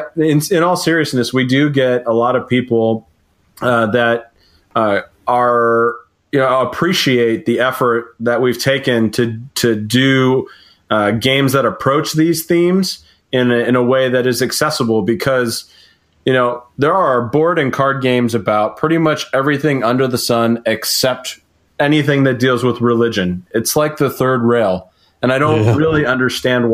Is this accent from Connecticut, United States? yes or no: yes; Connecticut, United States; moved away; also born or lived in Colorado; I grew up in Connecticut, and then we met in Colorado, and we've lived in a lot of different places at this point.